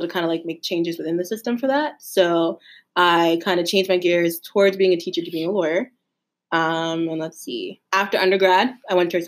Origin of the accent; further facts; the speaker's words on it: Lancaster County, Pennsylvania, United States; I grew up in Lancaster County, Pennsylvania, home of the Amish